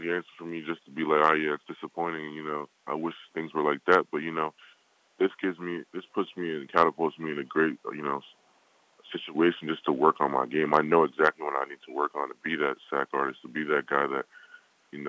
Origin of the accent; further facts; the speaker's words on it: United States; I was born here